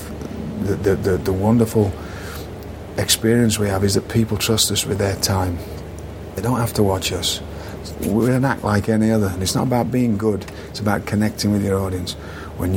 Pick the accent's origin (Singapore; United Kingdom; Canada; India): United Kingdom; moved away; I didn't take myself seriously, which is a quality of being British